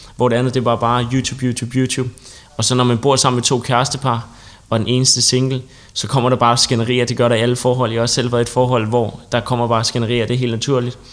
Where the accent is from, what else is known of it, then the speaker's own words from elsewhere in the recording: Copenhagen, Capital Region of Denmark, Denmark; Jeg kommer fra København